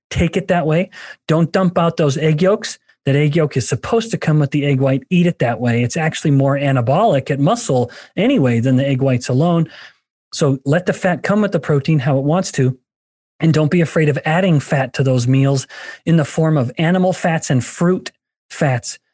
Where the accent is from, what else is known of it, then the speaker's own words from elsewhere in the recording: Alberta, Canada; moved away; I'm from Alberta, a native Canadian